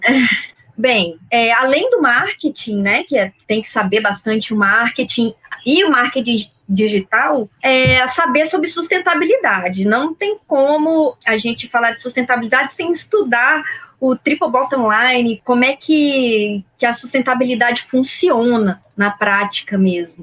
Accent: Brasília, Federal District, Brazil; moved away as an adult; now in Rio de Janeiro, Brazil; É a cidade onde eu nasci, onde eu criei laços muito fortes onde eu tenho meus amigos que são meus amigos até hoje, onde eu cresci

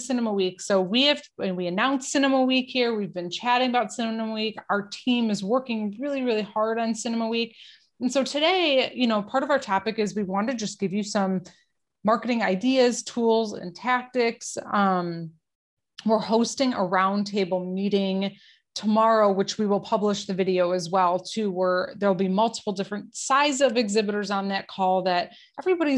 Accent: Detroit, Michigan, United States; I'm from Detroit

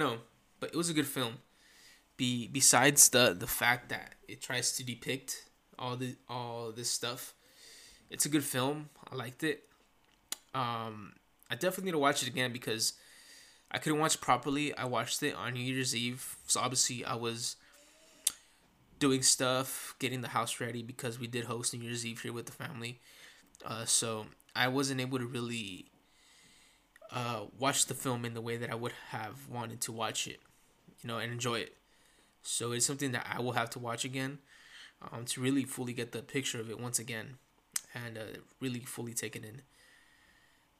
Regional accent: Santa Ana, California, United States; also born or lived in Orange, California; for those that do live here in Santa Ana, which is where I was born

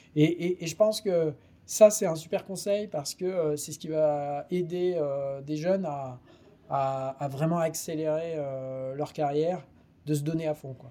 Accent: France; en tant que bon français

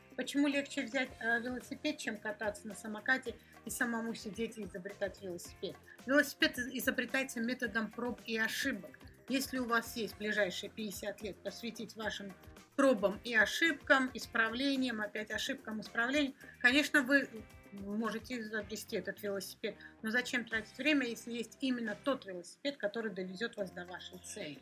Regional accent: Georgia; я сама из Грузии

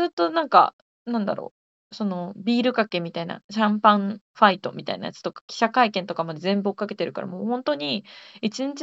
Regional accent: rural Gifu Prefecture, Japan; 現在絶賛岐阜県のど田舎にあの在住している私27なんですけれども

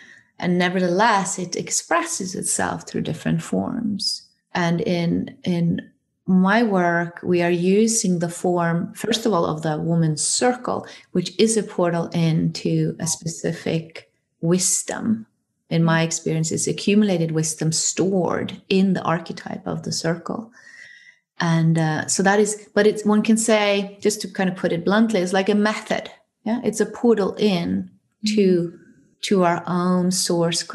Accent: Norway; I come from Norway

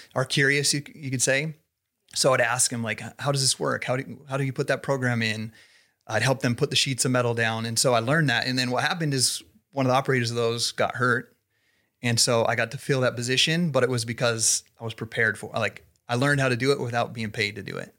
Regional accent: Idaho Falls, Idaho, United States; moved away as an adult; also born or lived in Salt Lake City; I was born and raised here in Idaho Falls

